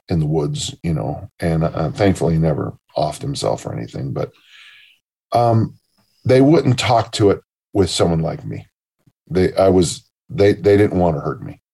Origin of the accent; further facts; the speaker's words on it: South San Francisco, California, United States; my hometown of South City is poor. And then of course it's San Mateo County